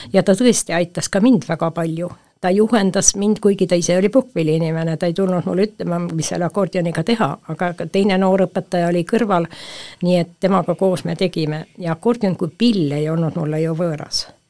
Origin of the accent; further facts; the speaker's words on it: Põltsamaa, Jõgeva County, Estonia; Põltsamaa on ikkagi minu kodukoht ja minu kodulinn